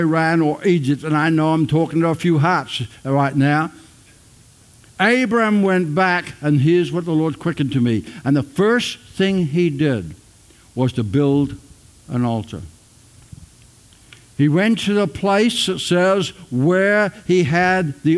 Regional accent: Ireland; now in Australia; I'm an Australian, but I'm not an Australian. I'm born in Ireland. That makes me an Irish Australian

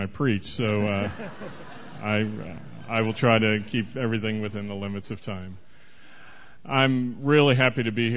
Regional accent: Dallas, Texas, United States; now in Des Moines, United States; I'm a French-Canadian frog living in Des Moines, Iowa right now, but I was born and raised in Dallas, Texas

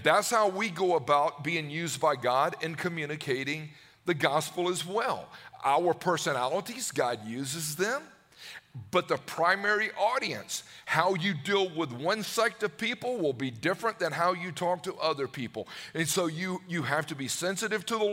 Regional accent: Newnan, Georgia, United States; I grew up in Georgia. I grew up in Noonan.

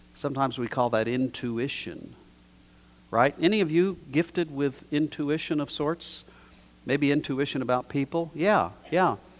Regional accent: New Mexico, United States; I was taught growing up in New Mexico in a pretty traditional environment

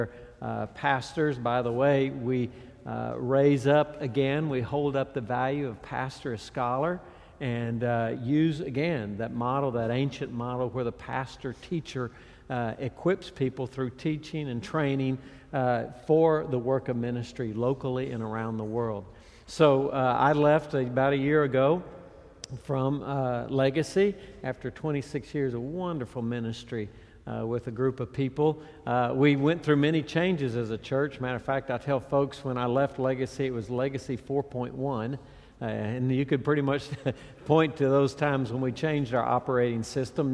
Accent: Texas, United States; I grew up, I was born and raised in Texas. My ministry has pretty much been there

